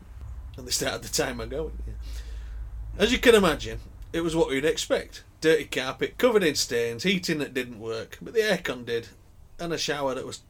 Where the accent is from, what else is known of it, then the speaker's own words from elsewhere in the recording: Yorkshire and the Humber, United Kingdom; Being a Yorkshireman, I opted for the £30 a night B&B on the banks of the Birmingham Waterway.